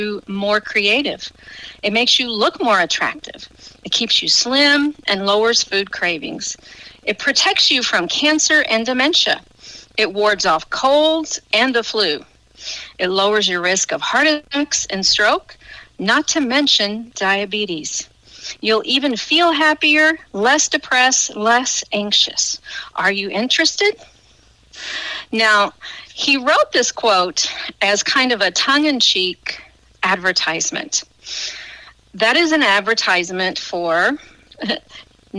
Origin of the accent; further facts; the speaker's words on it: Benton, Illinois, United States; moved away as an adult; now in Cobden, United States; I am originally from Benton, Illinois. I lived there for almost 50 years